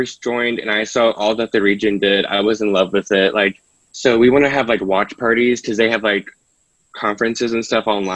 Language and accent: English; Barboursville, West Virginia, United States; I'm from Barboursville, West Virginia, which is down south